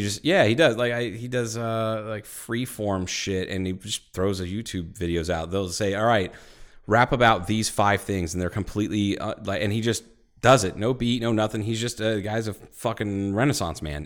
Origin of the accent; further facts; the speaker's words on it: Ohio, United States; I'm from Ohio